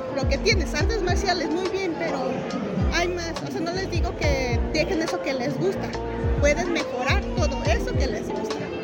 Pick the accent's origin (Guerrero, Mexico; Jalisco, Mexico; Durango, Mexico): Jalisco, Mexico; Guadalajara; yo soy artista plástica, soy de Guadalajara, Jalisco